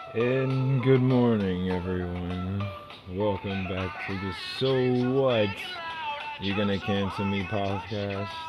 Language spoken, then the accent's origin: English; New York City, New York, United States; I grew up in New York City. Was born in New York